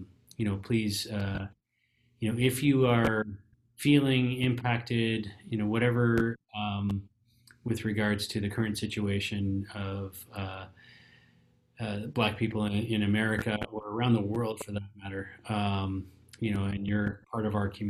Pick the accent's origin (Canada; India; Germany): Canada; we're Canadian and we're all about hockey.